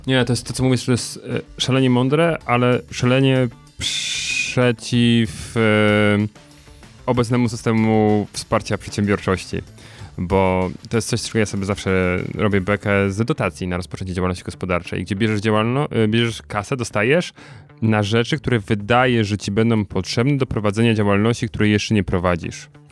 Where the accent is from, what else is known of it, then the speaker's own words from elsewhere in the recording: Sosnowiec, Silesian Voivodeship, Poland; wywodzę się z pl, e, liceum Azji. Plater, nie, liceum Plater i e, w Sosnowcu